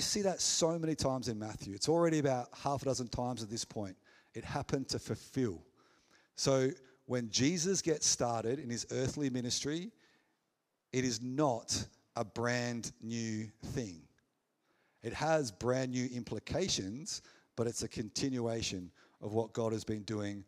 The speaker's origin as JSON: {"language": "English", "town": "McLaren Vale", "region": "South Australia", "country": "Australia", "tie": "born or raised there", "said": "I was born in the McLaren Vale Hospital. So there's connections here. I played footy here"}